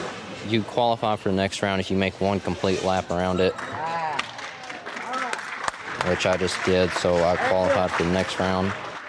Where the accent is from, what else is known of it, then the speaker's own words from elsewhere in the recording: Owsley County, Kentucky, United States; I'm in 11th grade and I'm from Owsley County.